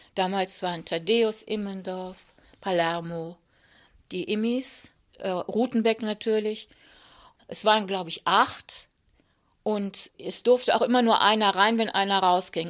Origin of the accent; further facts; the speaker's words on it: Wuppertal, North Rhine-Westphalia, Germany; Als ich ungefähr zwölf war, sind meine Eltern nach Wuppertal gezogen. Und dann war ich für den Rest meiner Jugend im Rheinland